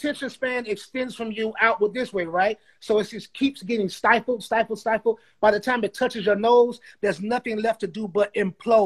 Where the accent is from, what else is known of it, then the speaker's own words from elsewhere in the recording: the South, United States; we're from the South